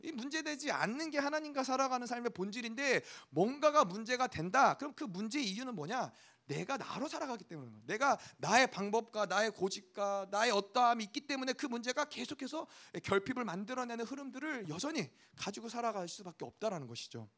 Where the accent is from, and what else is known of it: South Korea